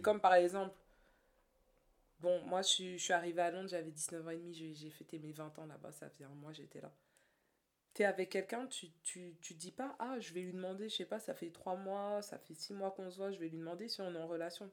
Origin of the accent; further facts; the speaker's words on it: Paris, Île-de-France, France; moved away as an adult; also born or lived in London; now in Germany; en tant que Parisien